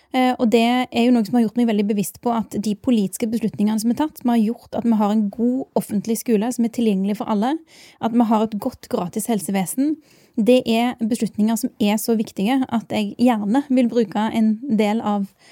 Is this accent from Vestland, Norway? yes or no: no; Bjørheimsbygd, Rogaland, Norway; moved away as an adult; now in Oslo, Norway; jeg er ei jente fra Bjørøysbygd. Det er en liten plass i Rogaland. Jeg er veldig stolt av heimplassen min